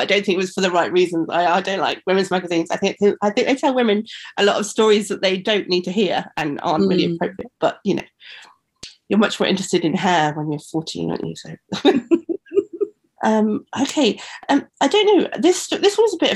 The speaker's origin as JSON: {"language": "English", "area": "Black Country", "region": "West Midlands", "country": "United Kingdom", "said": "I'm from the Black Country in the West Midlands"}